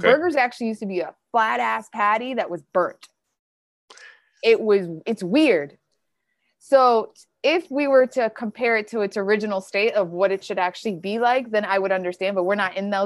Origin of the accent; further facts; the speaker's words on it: Detroit, Michigan, United States; I grew up in Detroit